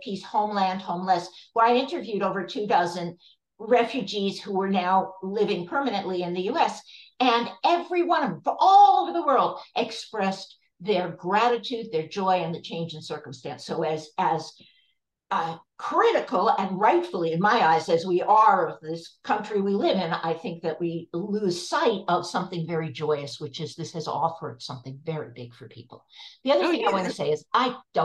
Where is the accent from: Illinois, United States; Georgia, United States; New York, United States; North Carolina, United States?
New York, United States; I grew up in New York, and as far as I knew, everyone was Jewish